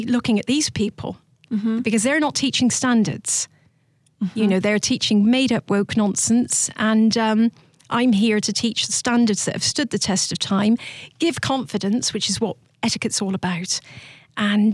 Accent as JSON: {"language": "English", "region": "South of England", "country": "United Kingdom", "also_born_or_lived": "Georgia, United States", "moved": "as an adult", "lives_now": "United States", "said": "I'm from the South of England."}